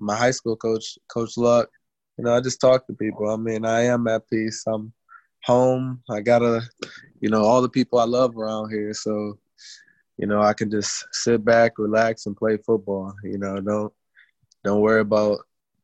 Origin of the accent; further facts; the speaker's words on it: Cleveland, Ohio, United States; also born or lived in Toledo; I'm back in my hometown playing football